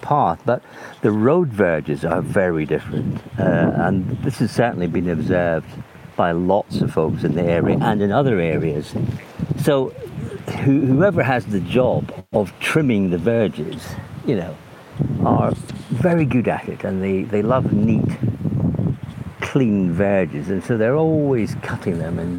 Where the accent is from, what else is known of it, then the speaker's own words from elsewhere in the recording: Scotland, United Kingdom; moved away; also born or lived in Oxfordshire; as a boy growing up in Scotland